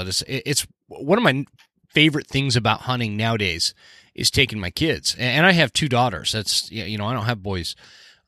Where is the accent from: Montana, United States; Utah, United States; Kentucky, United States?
Utah, United States; I grew up in Utah.